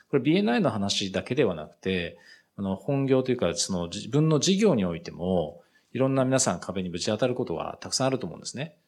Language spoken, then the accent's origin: Japanese; Japan; moved away as an adult; also born or lived in United Kingdom; 自分の国なんですけど